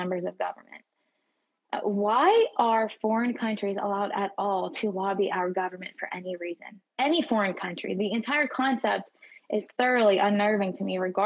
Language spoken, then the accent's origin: English; United States; We were born and raised in the United States